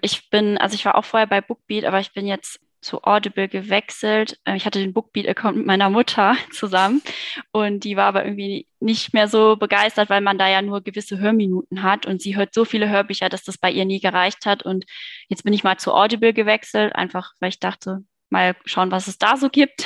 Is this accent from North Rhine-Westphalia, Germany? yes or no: yes; Cologne, North Rhine-Westphalia, Germany; moved away; In Köln direkt geboren, ja. Und aufgewachsen